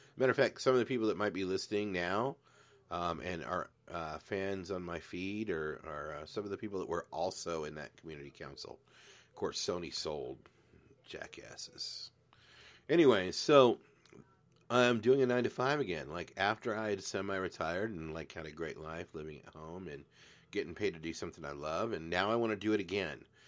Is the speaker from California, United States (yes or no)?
yes; Glendora, California, United States; also born or lived in San Antonio, Texas; Grew up in a town called Glendora